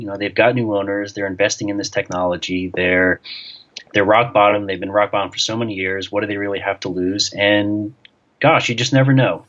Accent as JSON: {"language": "English", "region": "New York", "country": "United States", "tie": "born or raised there", "moved": "yes", "said": "I grew up in New York"}